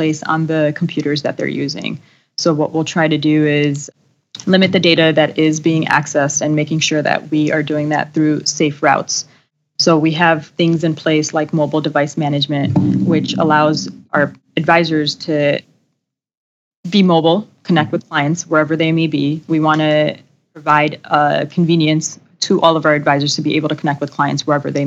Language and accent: English; Chicago, Illinois, United States; Born and raised in Chicago, so stayed local for my undergraduate and master's degrees